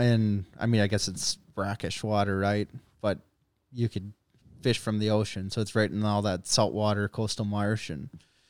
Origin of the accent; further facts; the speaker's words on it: Minnesota, United States; accent: Minnesota; also born or lived in North Dakota / Jackson, Mississippi; They liked my Minnesota accent.